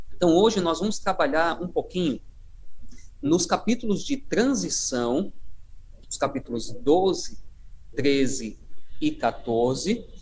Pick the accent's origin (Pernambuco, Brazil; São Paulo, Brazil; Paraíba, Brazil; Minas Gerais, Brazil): Paraíba, Brazil; moved away; eu sou da terra aí, né, do, uh, sou da Paraíba e uh, sou, a minha origem aí na, na, na União Nordeste